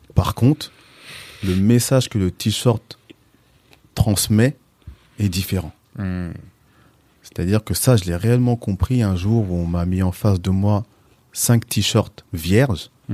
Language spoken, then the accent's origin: French; L'Isle-Adam, Île-de-France, France; also born or lived in Villepinte; now in Pontoise, France; Je suis originaire de Villepinte. Mhm. Et ensuite, j'ai grandi sur l'île Adam. La plus grande majorité de ma vie. Et puis aujourd'hui, je suis sur Pontoise